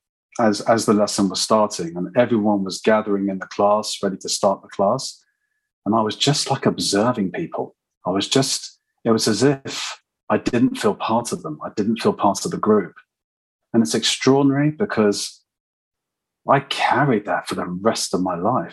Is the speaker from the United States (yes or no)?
no; London, United Kingdom; I'm a Londoner, as you gathered probably, and I grew up in London